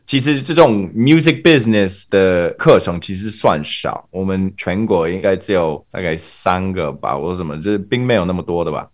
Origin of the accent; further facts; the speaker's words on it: Canada; Chinese is a second language; also born or lived in Taiwan; 在加拿大，我们的练团室很少